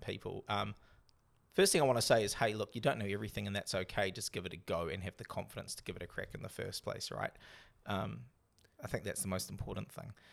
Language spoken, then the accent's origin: English; New Zealand; also born or lived in North Sydney, Australia; I'm back to being the Kiwi I am now.